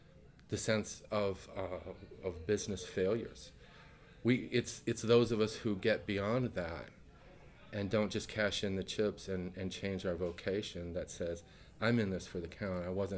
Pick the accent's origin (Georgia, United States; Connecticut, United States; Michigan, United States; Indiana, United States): Indiana, United States; East Gary; We grew up in East Gary, Indiana.